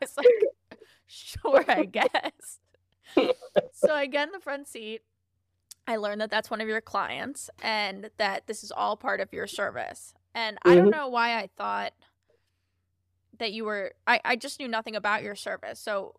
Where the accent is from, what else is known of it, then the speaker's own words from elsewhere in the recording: New York, United States; And I'm from New York, and I'm in Ubers and taxis all the time, but this was a service like no other.